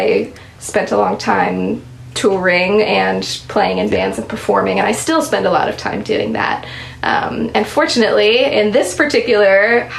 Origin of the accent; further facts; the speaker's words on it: Anchorage, Alaska, United States; I grew up in Anchorage, Alaska